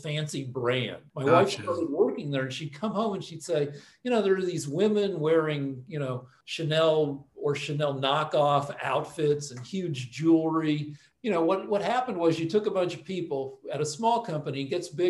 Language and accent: English; Boulder, Colorado, United States; moved away as an adult; now in Los Angeles, United States; Went to the University of Colorado, my hometown school, for 6 years